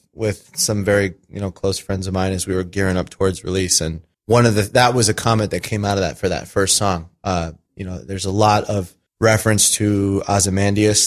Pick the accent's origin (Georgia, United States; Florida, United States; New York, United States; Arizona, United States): Arizona, United States; I was born in Arizona